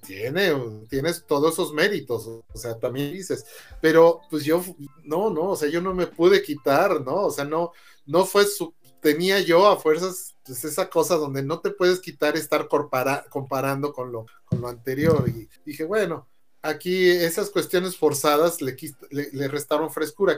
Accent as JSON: {"language": "Spanish", "country": "Mexico", "said": "somos los mexicanos"}